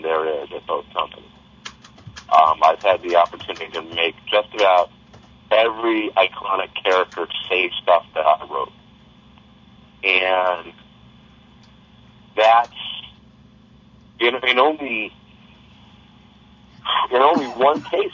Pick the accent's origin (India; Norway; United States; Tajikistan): United States; Monterey, California; my hometown of Monterey, California